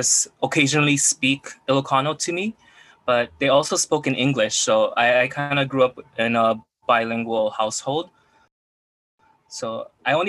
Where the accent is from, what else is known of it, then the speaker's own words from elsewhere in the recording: Oahu, Hawaii, United States; I was born and raised here on Oahu, Hawaii